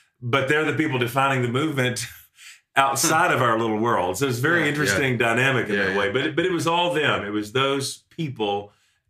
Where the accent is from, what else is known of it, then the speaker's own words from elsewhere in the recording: American rural South, United States; a different version of Pentecostalism than what I grew up in the American, more or less rural South